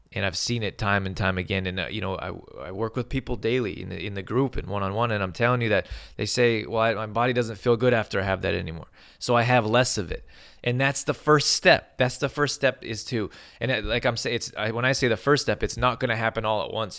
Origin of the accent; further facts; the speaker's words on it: Calgary, Alberta, Canada; I grew up in Al-, Calgary, Alberta